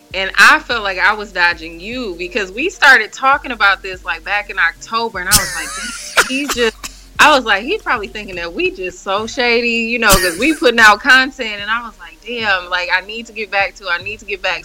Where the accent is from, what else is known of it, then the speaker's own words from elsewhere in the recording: Milwaukee, Wisconsin, United States; now in Chicago, United States; That's where I'm from, born and raised in Milwaukee